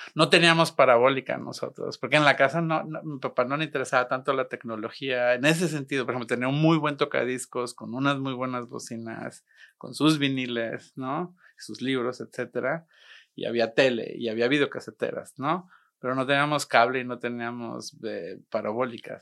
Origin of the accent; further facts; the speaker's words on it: Monterrey, Nuevo León, Mexico; also born or lived in Guadalajara; Crecí aquí en Monterrey, sí. Nací en Guadalajara, pero crecí aquí en Monterrey, entonces soy, soy regimontano